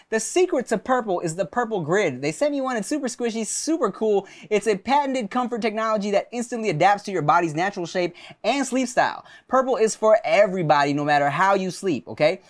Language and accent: English; Paramount, California, United States; my room that I grew up in in Paramount, California